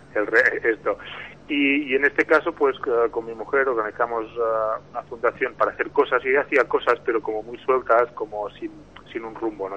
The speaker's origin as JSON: {"language": "Spanish", "country": "Spain"}